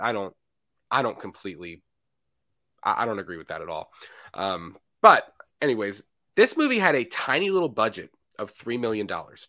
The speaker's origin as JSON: {"language": "English", "region": "Florida", "country": "United States", "said": "I'm from Florida"}